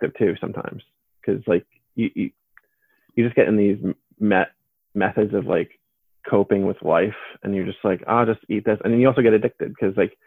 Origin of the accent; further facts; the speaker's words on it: Pennsylvania, United States; my hometown in Pennsylvania